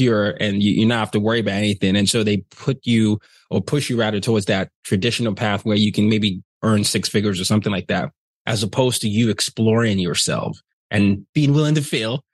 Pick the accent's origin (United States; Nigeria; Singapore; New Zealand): Nigeria; I'm Nigerian